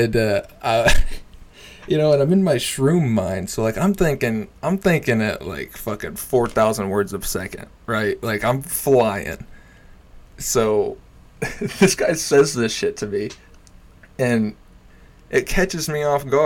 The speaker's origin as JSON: {"language": "English", "town": "Jay", "region": "Oklahoma", "country": "United States", "said": "I'm from Jay. Like, I'm not from Tulsa"}